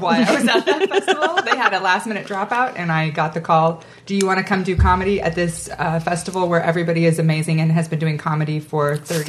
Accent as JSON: {"language": "English", "town": "Boise", "region": "Idaho", "country": "United States", "said": "I'm from Boise, Idaho."}